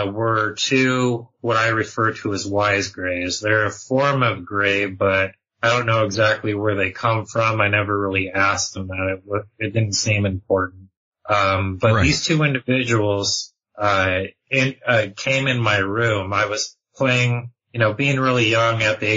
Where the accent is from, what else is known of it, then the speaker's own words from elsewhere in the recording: Southern California, United States; now in Utah, United States; I was born and raised in Southern California, and I currently reside in Utah now